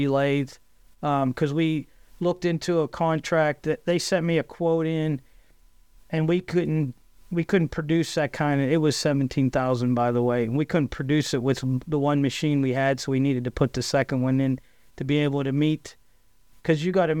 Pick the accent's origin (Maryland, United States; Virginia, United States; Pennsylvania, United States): Pennsylvania, United States; Johnstown; I grew up in Johnstown. Actually, I lived out in the country by the North Fork Dam.